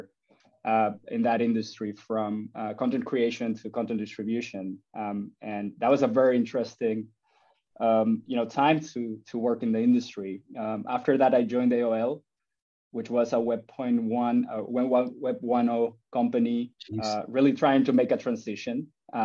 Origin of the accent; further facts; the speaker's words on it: Spain; moved away; I was born in Spain and I grew up loving soccer and playing soccer